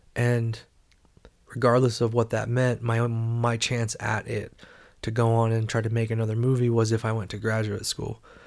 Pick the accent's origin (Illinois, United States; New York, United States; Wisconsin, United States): Illinois, United States; Carbondale; I was just a kid in the Midwest in a small college town, Carbondale, Illinois